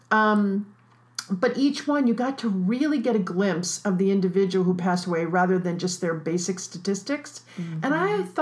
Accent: New York, United States; I'm from New York, so in New York City, the big thing is do you make the obits

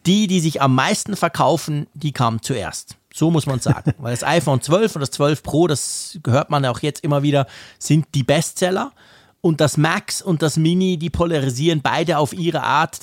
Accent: Switzerland; als Schweizer

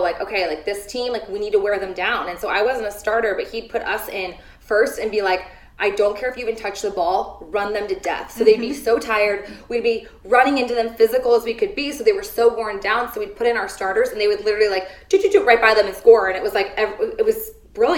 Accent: San Diego, California, United States; I'm from San Diego

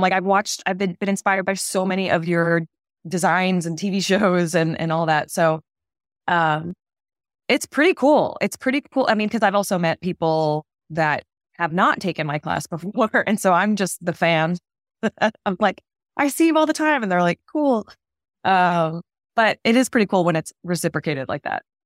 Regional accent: Massachusetts, United States; moved away as an adult; now in New York, United States; I'm from Massachusetts, grew up there, went to college there

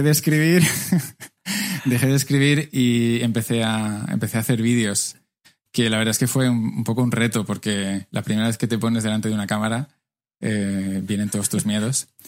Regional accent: Madrid, Community of Madrid, Spain; moved away as an adult; also born or lived in Las Palmas, Canary Islands; now in Barcelona, Spain; yo nací en Las Palmas, en, las Islas Canarias, ah. pero no tengo acento de Islas Canarias porque con tres años me fui a vivir a, distintas partes y al final con ah. seis acabé en Madrid

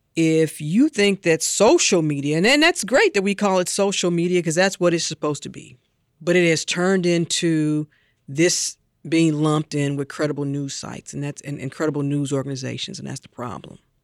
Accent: St. Louis, Missouri, United States; I grew up in Saint Louis listening to Jack Buck on Cardinals broadcast with my father

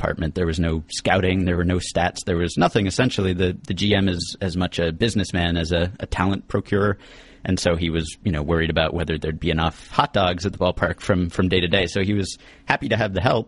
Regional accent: New York, United States; as a New Yorker

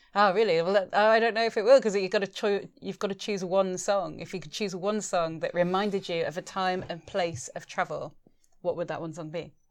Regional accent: Spain; moved away; also born or lived in England; I'm a traveller, I'm mixed race, I'm a, a European, I grew up in Spain

